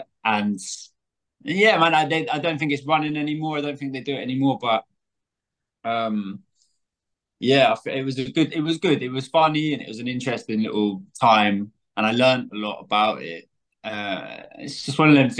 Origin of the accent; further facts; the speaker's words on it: Scotland, United Kingdom; I'm from, well, I was brought up in Scotland.